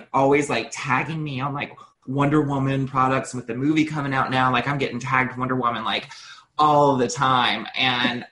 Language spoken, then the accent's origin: English; North Carolina, United States; I was raised in North Carolina in the South